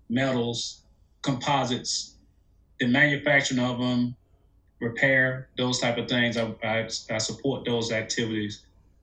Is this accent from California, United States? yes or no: no; LaGrange, Georgia, United States; moved away as an adult; also born or lived in Newnan, Georgia / Tallahassee, Florida / Cambridge, Massachusetts / Gainesville, Florida; Was born and raised in Georgia. Born in Newnan, Georgia, raised in LaGrange, Georgia.